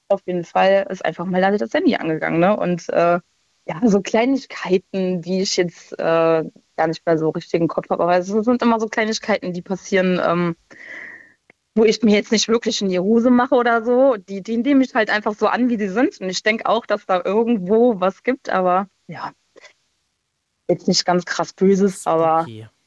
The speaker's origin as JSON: {"language": "German", "region": "Rhineland-Palatinate", "country": "Germany", "moved": "yes", "said": "Äh, aus der Ecke von Koblenz."}